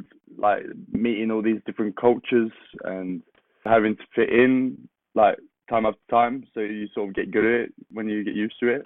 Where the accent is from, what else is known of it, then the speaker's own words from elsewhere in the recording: Kristinehamn, Värmland, Sweden; English is a second language; especially growing up in Sweden, in the middle of Sweden, called Kristinehamn